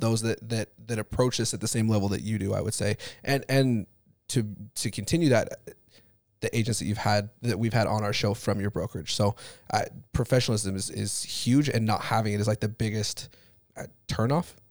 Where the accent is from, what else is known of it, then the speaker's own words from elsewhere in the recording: Utah, United States; I grew up in Utah